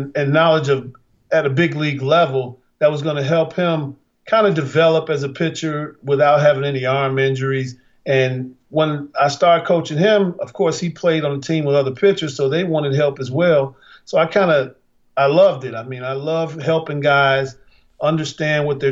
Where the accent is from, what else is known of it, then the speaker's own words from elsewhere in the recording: Chicago, Illinois, United States; Growing up in Chicago